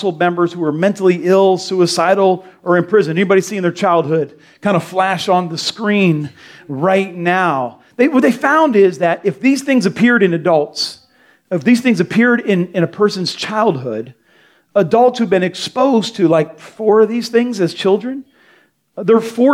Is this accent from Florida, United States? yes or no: yes; Delray Beach, Florida, United States; I grew up in Delray on 10th Street